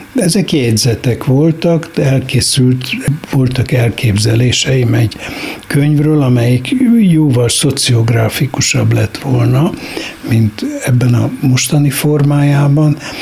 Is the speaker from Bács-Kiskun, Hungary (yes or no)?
no; Budapest, Hungary; moved away as an adult; also born or lived in Kisoroszi; holott a város kellős közepén születtem